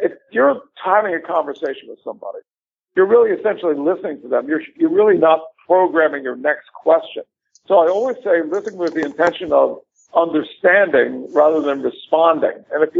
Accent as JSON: {"language": "English", "town": "Philadelphia", "region": "Pennsylvania", "country": "United States", "tie": "born or raised there", "also_born_or_lived": "High Point, North Carolina", "moved": "as an adult", "said": "my hometown of Philadelphia."}